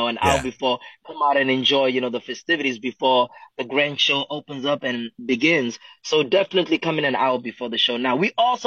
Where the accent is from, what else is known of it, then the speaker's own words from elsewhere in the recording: Johannesburg, Gauteng, South Africa; moved away; also born or lived in Pretoria; I'm originally from South Africa. I'm born in Pretoria, raised in Johannesburg